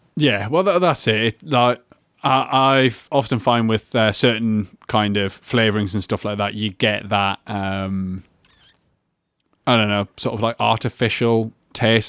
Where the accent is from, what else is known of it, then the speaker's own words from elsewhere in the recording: Newcastle upon Tyne, North East England, United Kingdom; I'm from Newcastle.